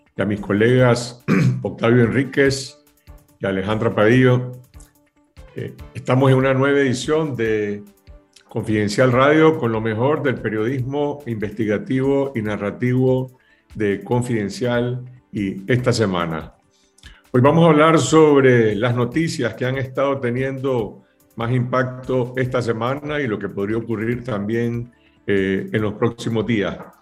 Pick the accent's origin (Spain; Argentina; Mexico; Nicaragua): Nicaragua; los nicaragüenses